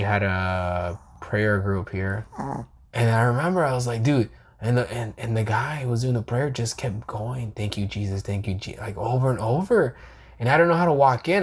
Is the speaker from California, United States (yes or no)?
yes; California, United States; I'm from California